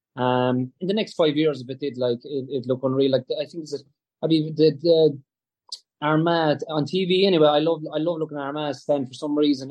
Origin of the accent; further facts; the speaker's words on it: Tralee, Munster, Ireland; I'm from Tralee